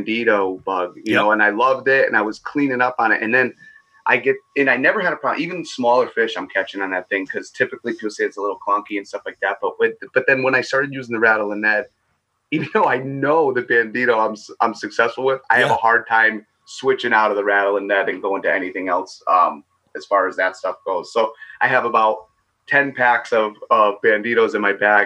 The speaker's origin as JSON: {"language": "English", "region": "Connecticut", "country": "United States", "tie": "born or raised there", "said": "I'm born and raised in Connecticut"}